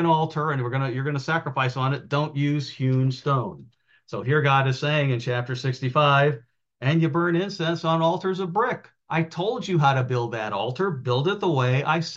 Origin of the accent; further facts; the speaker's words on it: outside of Chicago, Indiana, United States; I grew up in outside of Chicago in the Indiana side